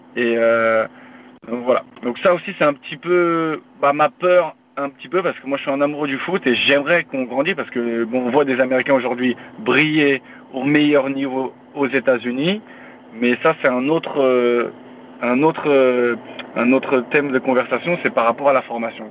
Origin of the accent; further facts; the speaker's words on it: Paris, Île-de-France, France; moved away as an adult; now in Philadelphia, United States; je viens de Paris, 78, je représente